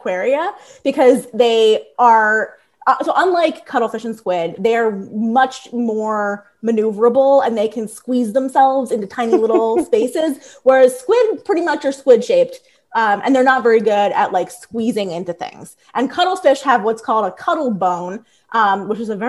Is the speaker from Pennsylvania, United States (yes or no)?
yes; Bensalem, Warrington, Doylestown, Pennsylvania, United States; accent: Philly; I grew up in Bensalem, and then Warrington, and then Doylestown